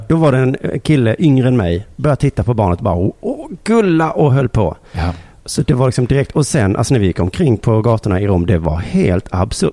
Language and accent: Swedish; Lund, Skåne, Sweden; i min hemstad